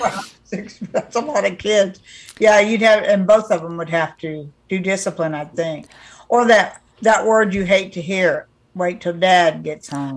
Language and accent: English; California, United States; I'm from California